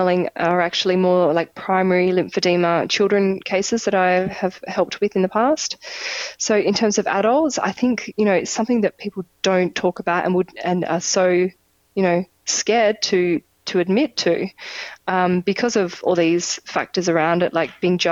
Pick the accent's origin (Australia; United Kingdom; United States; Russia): Australia; moved away; also born or lived in Europe; I'm Australian, I go home.